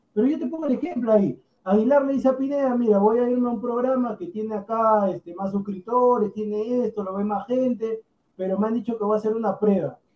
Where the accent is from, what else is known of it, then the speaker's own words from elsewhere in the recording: Peru; yo soy peruano